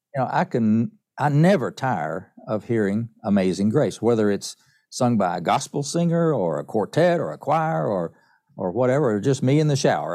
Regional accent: East Tennessee, United States; I grew up in East Tennessee, up in the mountains of East Tennessee

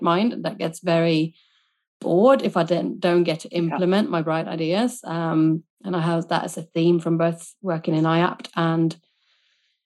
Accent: Sweden; moved away as an adult; now in United Kingdom; I was born and raised in Sweden

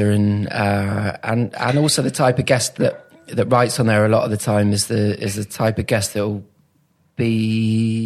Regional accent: Manchester area, North West England, United Kingdom; also born or lived in St Albans, Hertfordshire; I was born in St Albans, so Hertfordshire. Mm. Dad's a lifelong Watford supporter, so we're from down that area. And then folks moved up here when I was 8 or 9

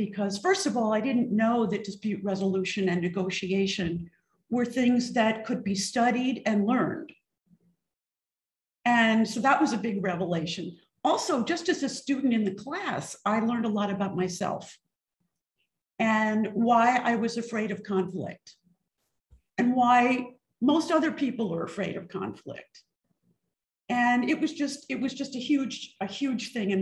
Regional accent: East Coast, United States; moved away; also born or lived in Mississippi / California; I grew up on the East Coast

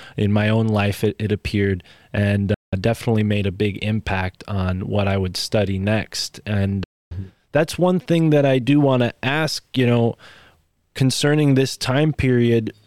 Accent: United States; my home state

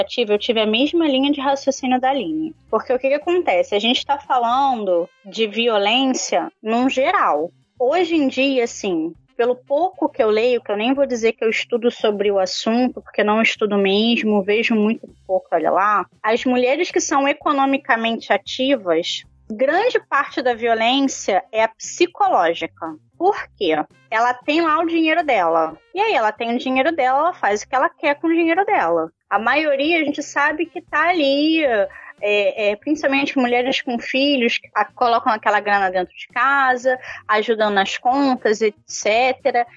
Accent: Rio de Janeiro, Brazil; que somos cariocas

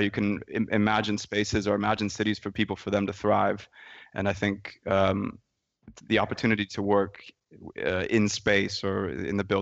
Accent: San Francisco Bay Area, California, United States; I grew up in the San Francisco Bay Area

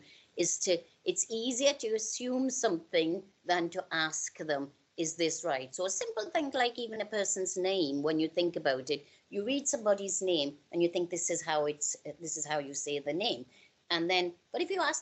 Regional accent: Newcastle upon Tyne, North East England, United Kingdom; also born or lived in India; I'm from Newcastle.

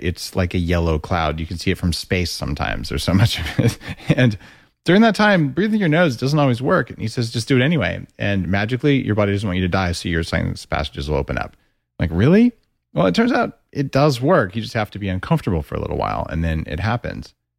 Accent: United States; moved away; also born or lived in Canada; I'm American

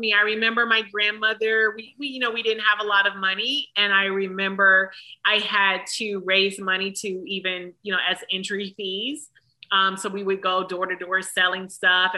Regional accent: Detroit, Michigan, United States; I'm from Detroit

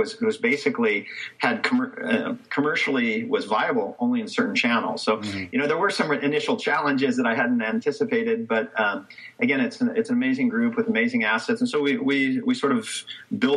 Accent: United States; moved away as an adult; now in Barcelona, Spain; I'm an American who's been fortunately stuck here in Barcelona for the last nearly 14 years.

